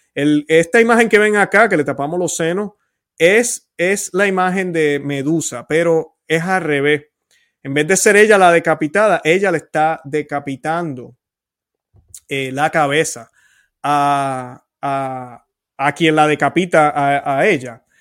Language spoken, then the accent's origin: Spanish; Puerto Rico; mi puertorriqueñidad